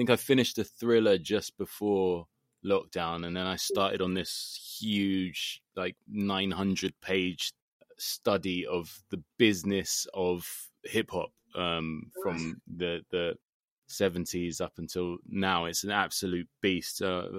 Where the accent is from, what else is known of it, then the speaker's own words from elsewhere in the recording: London, United Kingdom; as a Londoner